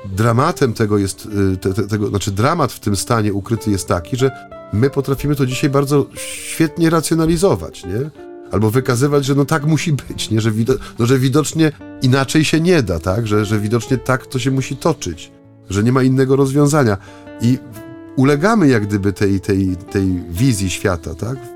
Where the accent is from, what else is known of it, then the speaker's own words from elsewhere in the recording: Bytom, Silesian Voivodeship, Poland; za tego industrialnego horyzontu u nas w Bytomiu